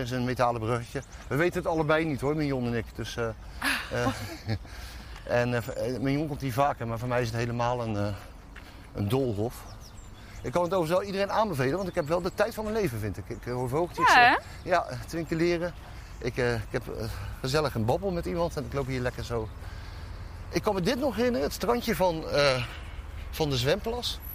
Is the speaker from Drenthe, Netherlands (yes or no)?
no; Dordrecht, South Holland, Netherlands; also born or lived in Hilversum; waar kom je vandaan? En dan zei ik Dordrecht